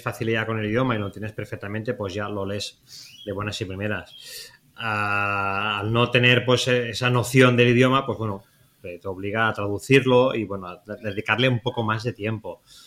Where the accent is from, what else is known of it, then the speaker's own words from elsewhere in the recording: Spain; nosotros que somos, españoles